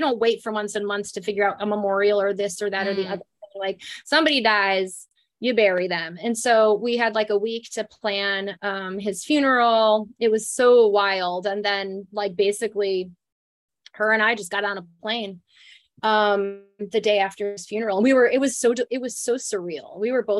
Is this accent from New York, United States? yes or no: yes; Jamestown, New York, United States; moved away as an adult; I was born and raised in Jamestown, New York, which is south of Buffalo. Kind of lived all over the country, and now I'm back here in upstate New York.